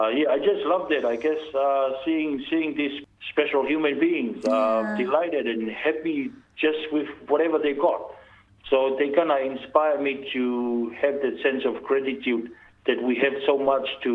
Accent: Tonga; now in New Zealand; a local boy growing up in Tonga.

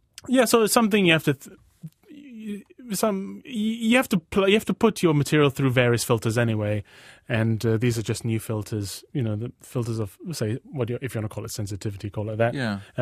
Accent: Borneo, Malaysia; also born or lived in United Kingdom; Borneo and Britain at the same time, and the differences in cultures in the culture I've noticed between being Malaysian Chinese and white British.

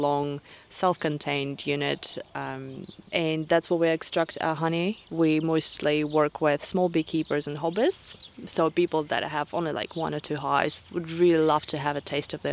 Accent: southern Russia, Russia; now in Motukarara, New Zealand; I'm originally from Russia, deep south

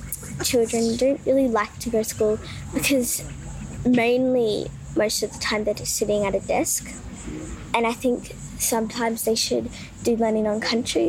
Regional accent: Darling Bay, Northern Territory, Australia; I'm from Darling Bay.

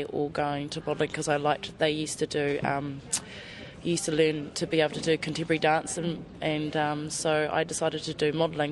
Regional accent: Wanaka, Otago, New Zealand; moved away; I grew up in Wanaka first.

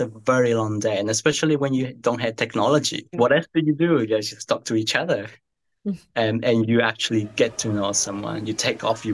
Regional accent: Amazon region of Colombia, Colombia; now in New Zealand; I'm from the Amazon part. So I'm from a small town. It's kind of like the golden door of the Amazon. It's where the Amazon begins. My upbringing was just rural, farm.

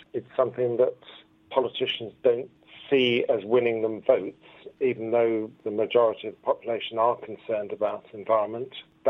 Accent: London, United Kingdom; from London.

